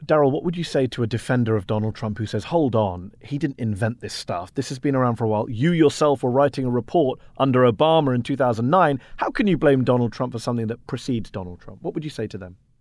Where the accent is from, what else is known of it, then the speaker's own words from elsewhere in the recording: United Kingdom; now in United States; I'm a British immigrant living in the U S.